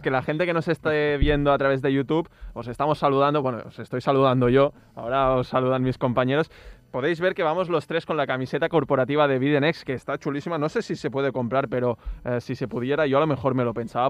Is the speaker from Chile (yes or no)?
no; Catalonia, Spain; empezamos hablando en catalán porque somos de aquí, de Cataluña